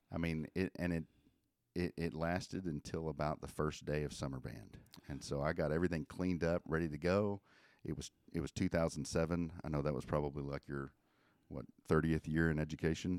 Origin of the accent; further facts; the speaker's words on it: Benton, Arkansas, United States; I grew up in, uh, Benton, Arkansas, where I went to Benton High School